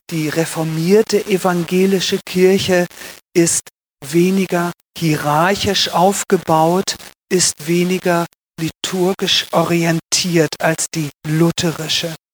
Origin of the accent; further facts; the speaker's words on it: Lower Saxony, Germany; moved away as an adult; now in Switzerland; Ich bin eine Deutsche. Ich bin geboren und aufgewachsen im Norden von Deutschland, in der Lüneburger Heide, so etwa 80 Kilometer südlich von Hamburg.